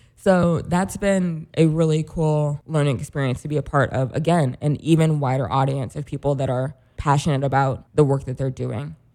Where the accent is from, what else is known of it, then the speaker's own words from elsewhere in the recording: Rolla, Missouri, United States; moved away as an adult; now in Chicago, United States; I'm from Rollins. It's a smallish city in Mis-, it's technically a city, a smallish city in Missouri.